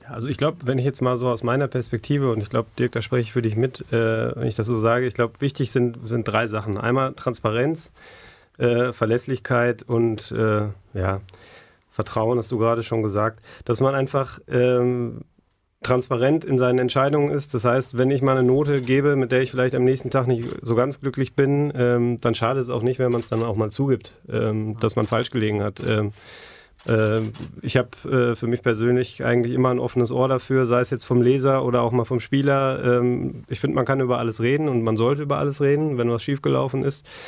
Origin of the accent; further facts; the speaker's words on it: Essen, North Rhine-Westphalia, Germany; ich bin in Essen aufgewachsen